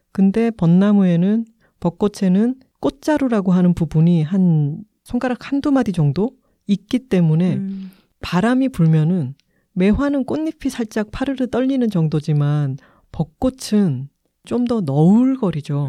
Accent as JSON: {"language": "Korean", "region": "Busan", "country": "South Korea", "tie": "born or raised there", "moved": "yes", "lives_now": "Seoul, South Korea", "said": "저희 고향인 부산에 갈 때도"}